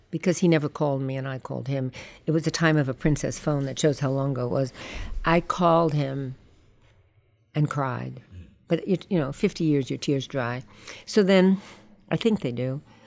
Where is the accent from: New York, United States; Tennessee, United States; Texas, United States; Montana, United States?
New York, United States; I grew up on the Lower East Side